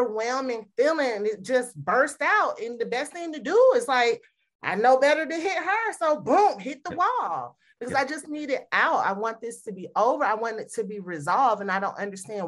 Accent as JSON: {"language": "English", "area": "the South", "region": "Southern United States", "country": "United States", "tie": "born or raised there", "said": "I grew up in the Southern household"}